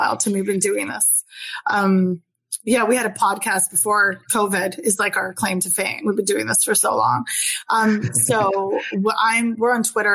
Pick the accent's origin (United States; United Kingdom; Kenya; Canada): Canada; Halifax, Nova Scotia; moved away; I'm from Halifax originally